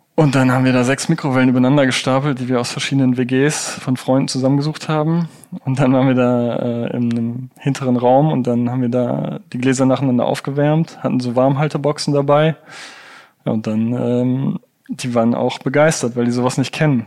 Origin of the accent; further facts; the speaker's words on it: Rhineland, Germany; Ich bin ja auch aus dem Rheinland